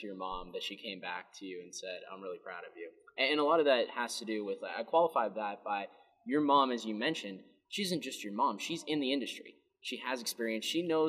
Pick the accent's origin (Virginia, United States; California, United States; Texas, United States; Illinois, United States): California, United States; the Bay Area; moved away; because I'm from the Bay Area